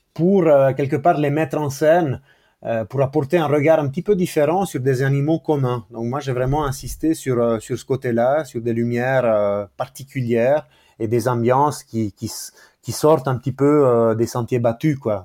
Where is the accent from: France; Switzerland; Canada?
Switzerland; Ticino; moved away as an adult; now in Neuchâtel, Switzerland; quand j'ai grandi au Tessin, j'étais au bord du lac de Locarno